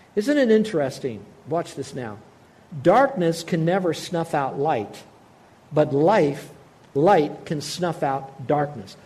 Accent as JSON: {"language": "English", "country": "United States", "said": "I'm an American"}